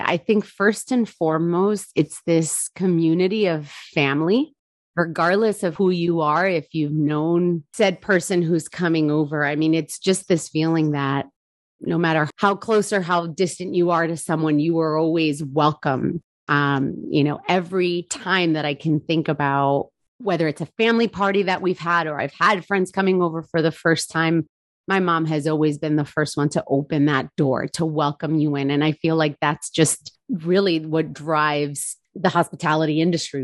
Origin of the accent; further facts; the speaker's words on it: New Jersey, United States; also born or lived in Charleston, South Carolina; I am born and raised in New Jersey